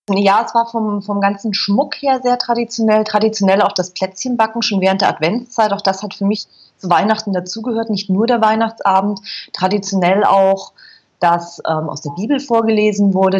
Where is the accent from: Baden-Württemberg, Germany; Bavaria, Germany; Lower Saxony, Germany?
Bavaria, Germany; Berchtesgaden; moved away as an adult; Ich bin in Berchtesgaden groß geworden in Bayern